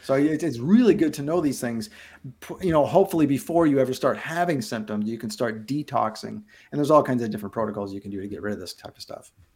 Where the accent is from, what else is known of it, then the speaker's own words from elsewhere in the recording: Abbotsford, British Columbia, Canada; moved away; I grew up on the west coast of Canada in a town called Abbotsford, British Columbia, just outside of Vancouver